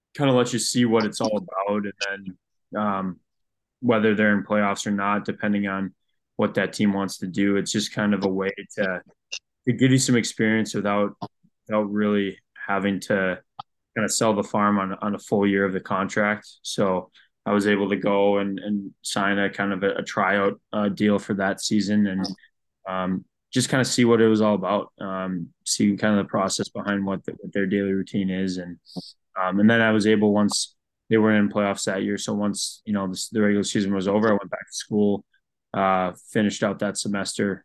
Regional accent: Green Bay, Wisconsin, United States; I grew up obviously in Green Bay, played for the Junior Gamblers

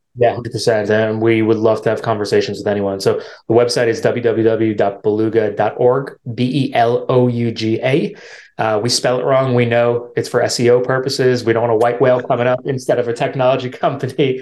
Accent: New York, United States; where I'm from, I'm from New York, so it's a big city

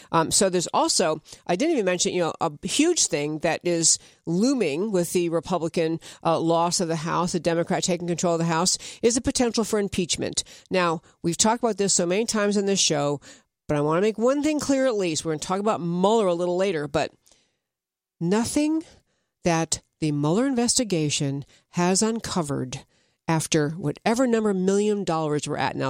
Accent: upstate New York, United States; I grew up in New York. I mean, upstate New York, but still New York.

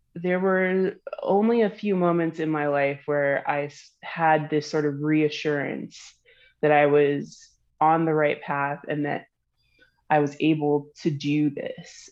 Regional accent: Florida, United States; I'm from Florida, so I'm from the South

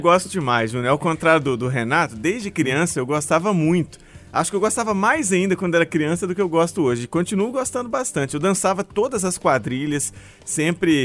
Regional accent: Cachoeira do Brumado, Minas Gerais, Brazil; Eu sou de Cachoeira do Brumado, que é um distrito que tem duas mil pessoas

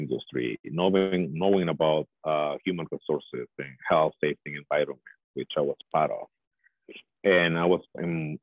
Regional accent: El Salvador; moved away as an adult; now in Edmonton, Canada; I'm originally from El Salvador, Central America. I moved to Canada 16 years ago, actually, and I call Edmonton home now.

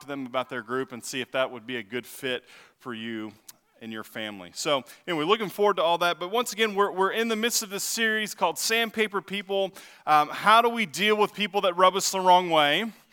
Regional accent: Texas, United States; now in Ottawa, United States; I'm from Texas

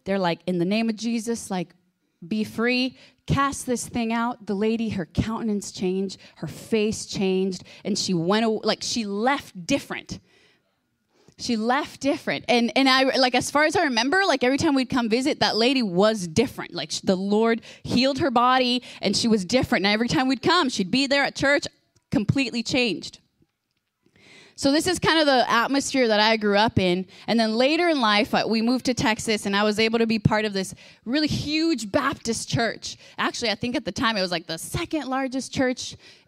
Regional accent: Guatemala; I was born in Guatemala, and so I've gone to experience, like, lots of different expressions in the body and in the church.

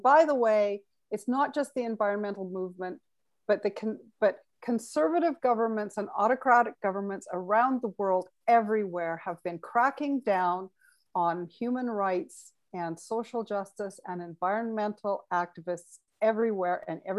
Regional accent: Alberta, Canada; it's funny because I grew up in Alberta and we called it the tar sands when I was growing up. It was the Athabasca tar sands.

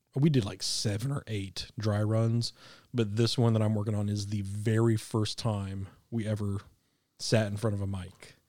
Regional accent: Kansas City, Missouri, United States; now in Arkansas, United States; I grew up in Kansas City. It's flat.

